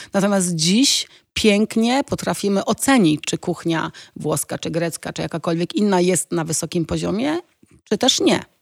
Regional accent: Poland; moved away as an adult; also born or lived in Italy; jak wyjechałam z Polski, to wiesz, no Polska była trochę wtedy szara, to były lata 90., ja miałam 19 lat

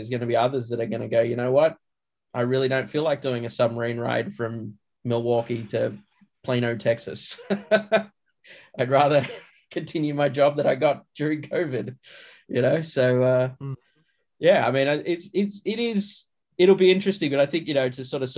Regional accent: Australia; now in Los Angeles, United States; I'm Australian. I live here

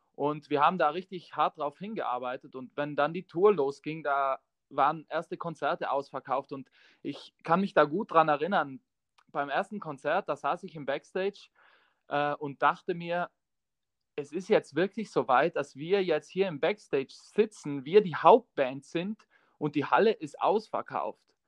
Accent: South Tyrol, Trentino-Alto Adige, Italy; accent: South Tyrolean dialect; wir kommen aus Südtirol und wir haben den Dialekt

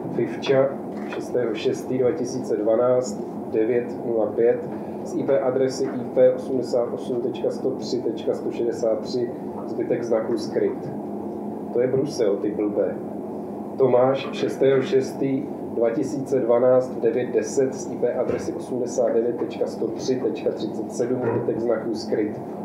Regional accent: Ostrava, Moravian-Silesian Region, Czechia; já jsem taky z Ostravy

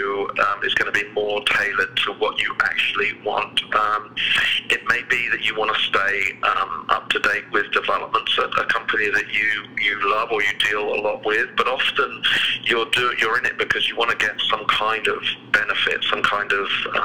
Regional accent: United Kingdom; moved away as an adult; now in United States; as you can probably tell from my accent, I'm not originally from around here. I was born in the UK, just to the south of London

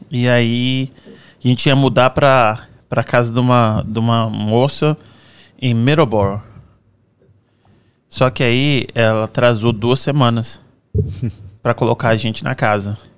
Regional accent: Cachoeiro de Itapemirim, Espírito Santo, Brazil; now in Fall River, United States; Ah, eu sou nascido e criado em Cachoeira Itapemirim, no Espírito Santo. Tenho 39 anos.

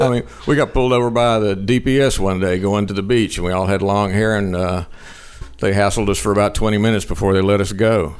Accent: Liberty, Texas, United States; who was also from my hometown, Liberty

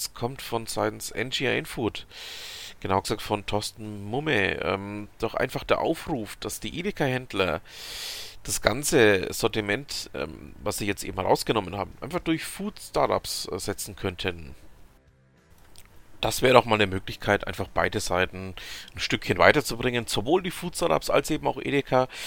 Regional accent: Bavaria, Germany; Ihr habt es ja schon mitbekommen, ähm, ich als Franke ähm, habe ein gewisses Problem mit den Bayern.

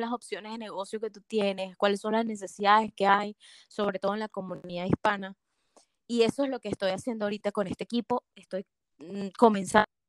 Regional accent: Venezuela; moved away as an adult; now in Atlanta, United States; yo, como sabes, ya soy de Venezuela.

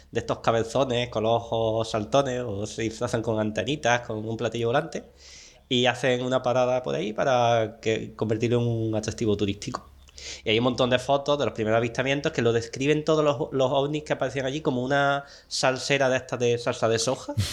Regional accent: Monturque, Andalusia, Spain

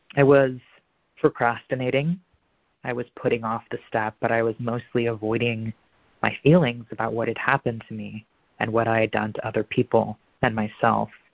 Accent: Portland, Oregon, United States; also born or lived in New York; I'm from Portland, Oregon

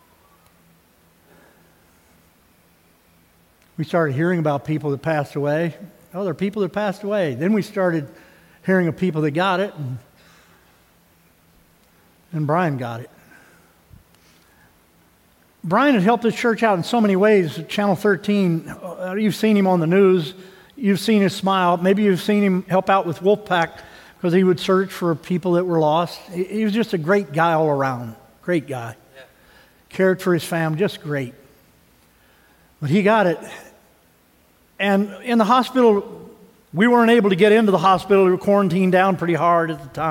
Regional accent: Missouri, United States; moved away; I grew up in Missouri

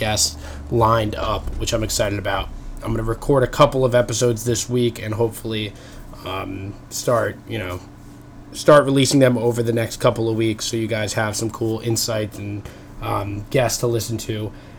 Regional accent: Long Island, New York, United States; moved away; I'm coming from you from my childhood bedroom. So I'm back home in New York. I'm from Long Island originally

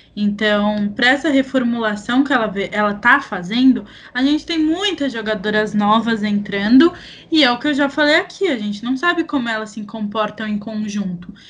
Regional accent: Brazil; A gente é brasileiro

